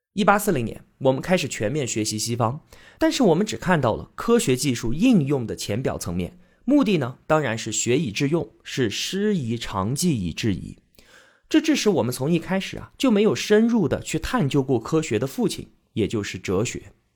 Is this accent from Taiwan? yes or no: no; China; 我们中国人